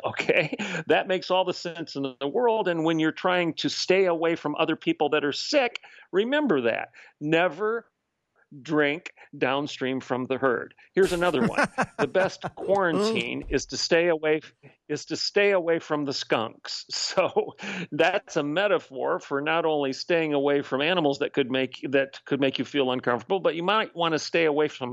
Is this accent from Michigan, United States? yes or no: yes; Southern Michigan, United States; moved away as an adult; now in Oklahoma, United States; I grew up in Michigan. I'm a Southern Michigan boy